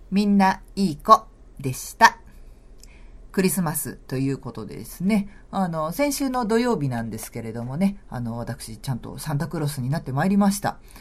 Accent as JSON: {"language": "Japanese", "town": "Machida", "region": "Tokyo", "country": "Japan", "tie": "born or raised there", "said": "地元町田"}